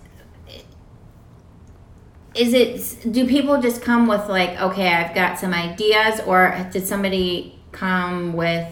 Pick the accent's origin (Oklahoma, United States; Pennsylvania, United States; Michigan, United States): Pennsylvania, United States; Pittsburgh; I'm from Pittsburgh. We have our own language